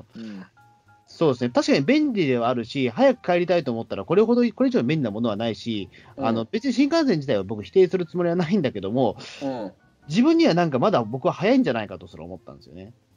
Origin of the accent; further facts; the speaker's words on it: Tokyo, Japan; 東京生まれ、まあ、同じこと言っゃ東京生まれの、まあ、東京育ちなので